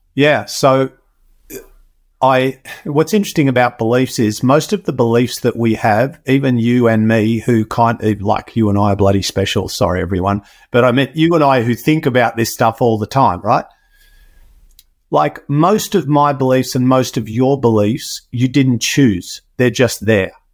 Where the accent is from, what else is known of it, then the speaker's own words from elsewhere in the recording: Australia; I was born in Australia